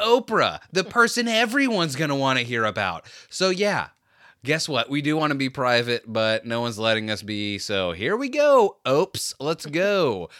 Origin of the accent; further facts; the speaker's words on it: United States; me also as an American